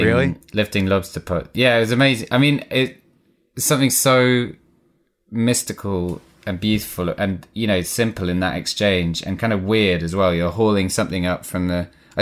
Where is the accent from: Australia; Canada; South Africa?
South Africa; born there; I was born in South Africa. My dad was an actor. He was on tour with a play, and my mum, whose parents, had gone out to South Africa to be teachers, was living in South Africa, and she met my dad.